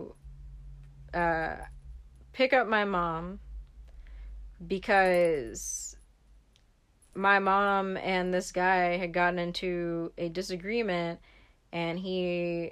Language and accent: English; San Francisco Bay Area, California, United States; also born or lived in Fairfield, California / Oakland, California; I grew up over there in the Bay